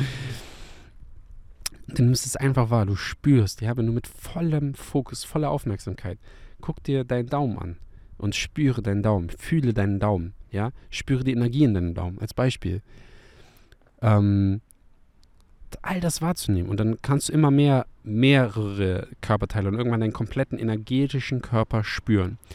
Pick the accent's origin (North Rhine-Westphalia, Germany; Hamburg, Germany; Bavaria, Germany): Hamburg, Germany; meine Heimatstadt Hamburg